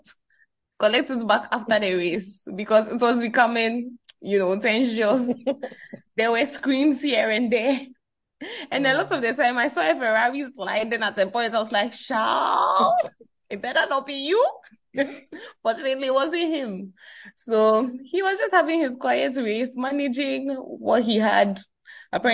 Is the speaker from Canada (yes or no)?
no; Ghana; as young Ghanaian fans